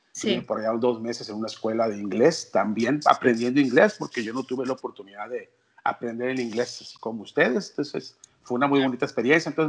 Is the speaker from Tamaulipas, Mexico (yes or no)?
no; Culiacán, Sinaloa, Mexico; yo soy del norte, soy de Culiacán, tengo 50 años